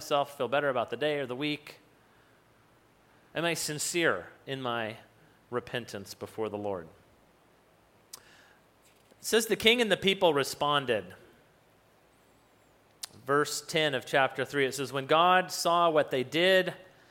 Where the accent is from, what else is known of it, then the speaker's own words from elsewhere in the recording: New Mexico, United States; I grew up in New Mexico